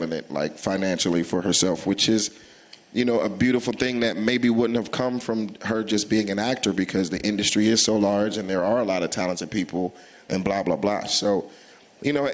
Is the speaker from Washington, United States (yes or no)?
no; Atlanta, Georgia, United States; I'm from Atlanta